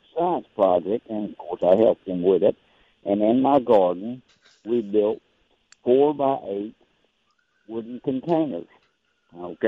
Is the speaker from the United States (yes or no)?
yes; Port Gibson, Mississippi, United States; born and raised up in Port Gibson, Mississippi, country boy